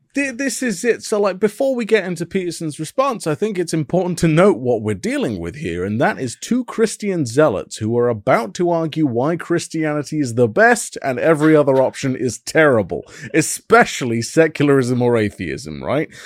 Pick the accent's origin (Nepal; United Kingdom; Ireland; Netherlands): United Kingdom; as a British person